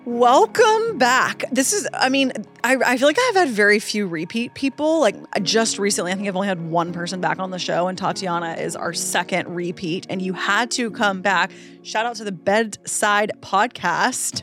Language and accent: English; Florida, United States; moved away as an adult; now in Los Angeles, United States; I'm so obviously from Florida.